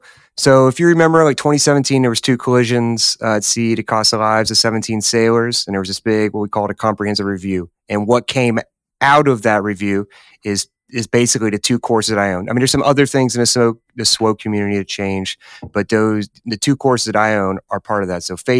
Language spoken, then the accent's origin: English; Memphis, Tennessee, United States; as you know, I'm from Tennessee, wrong side of the state in Memphis, but jumped at the opportunity to be there.